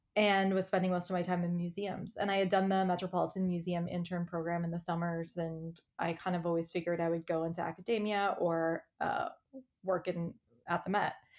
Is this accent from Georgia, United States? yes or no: no; Indiana, United States; moved away as an adult; also born or lived in New York; I grew up in Indiana, and I moved to college, I moved to New York for college.